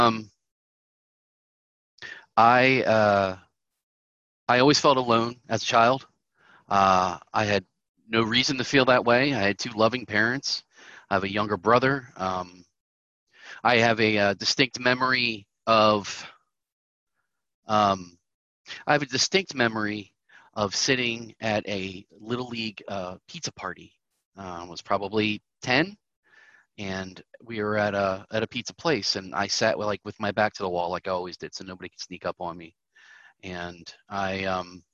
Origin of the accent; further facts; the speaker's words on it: Southern Maryland, United States; I am from Southern Maryland.